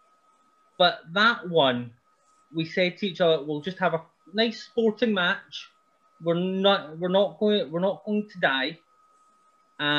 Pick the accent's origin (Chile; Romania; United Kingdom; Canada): United Kingdom; Helmsworth, Scotland; I got to wrestle in my hometown